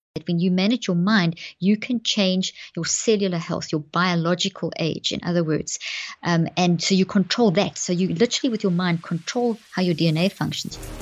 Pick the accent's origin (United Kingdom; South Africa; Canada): South Africa; moved away as an adult; also born or lived in Zimbabwe; now in Dallas, United States; I was born in Zimbabwe and grew up in South Africa, and we've been in the States now for twelve years